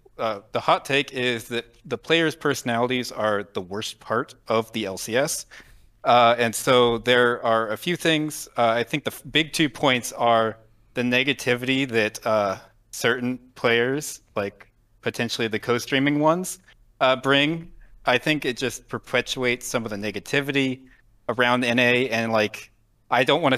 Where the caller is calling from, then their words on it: Fairborn, Ohio, United States; Fairborn, Ohio.